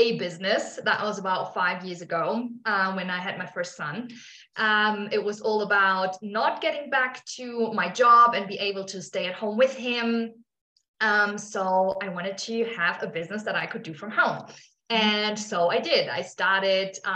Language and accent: English; Germany; moved away as an adult; also born or lived in Australia; now in South America; I'm from Germany originally.